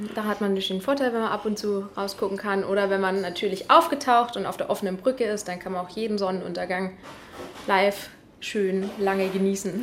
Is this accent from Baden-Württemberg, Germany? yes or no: no; Rendsburg, Schleswig-Holstein, Germany; also born or lived in Eckernförde; Ich komme ja aus Rendsburg gebürtig ja. und äh, bin auch groß geworden